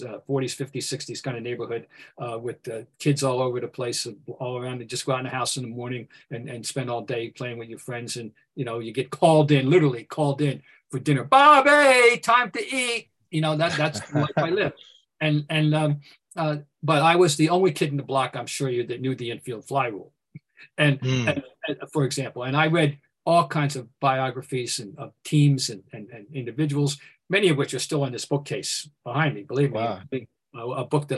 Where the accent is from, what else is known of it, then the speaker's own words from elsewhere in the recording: Trenton, New Jersey, United States; I'm from Trenton, New Jersey